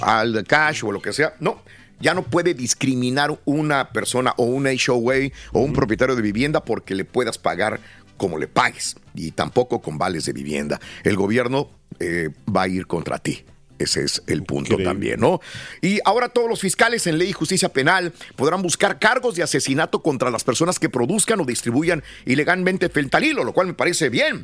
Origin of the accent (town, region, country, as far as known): Mexico